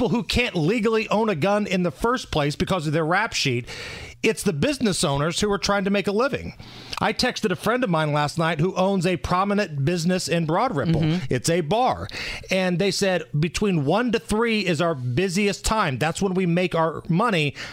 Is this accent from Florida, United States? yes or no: no; Beech Grove, Indiana, United States; He killed a cop in my hometown of Beech Grove, Indiana.